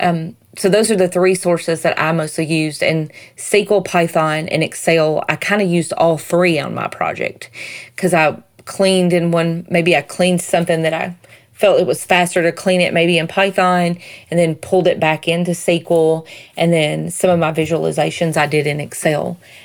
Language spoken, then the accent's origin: English; Southern United States, United States; accent: Southern; my Southern accent